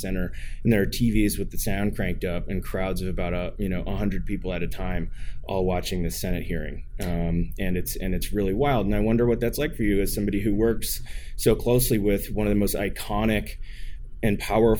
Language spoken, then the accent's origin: English; Portland, Oregon, United States; I'm from Portland, Oregon.